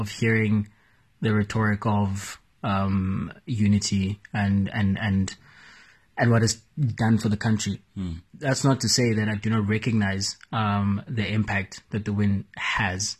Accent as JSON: {"language": "English", "country": "South Africa", "said": "as a South African nation"}